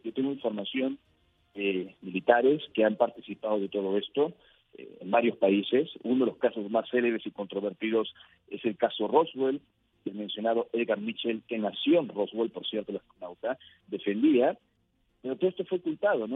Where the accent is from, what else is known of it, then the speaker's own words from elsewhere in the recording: Peru; yo nací en Perú y en mi país